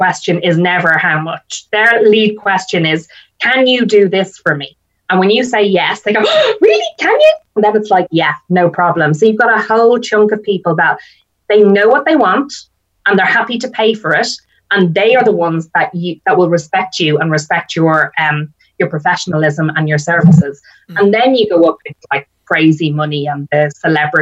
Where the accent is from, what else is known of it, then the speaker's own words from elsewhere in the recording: Ireland; now in United Kingdom; I'm Irish and my husband is English. So we come from different backgrounds. So what we did was we actually got married in the UK. So I flew all my family over from Ireland.